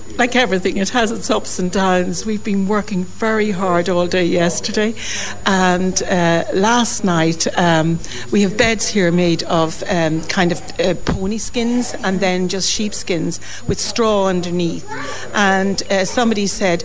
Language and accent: English; Dundalk, County Louth, Ireland; I was a town girl, born and bred in Dundalk